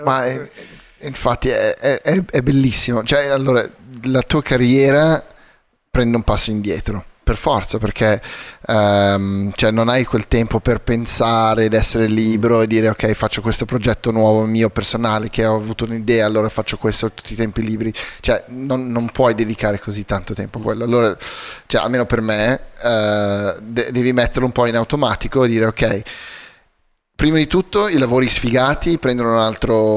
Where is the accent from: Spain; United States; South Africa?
South Africa; moved away; crescendo in Sudafrica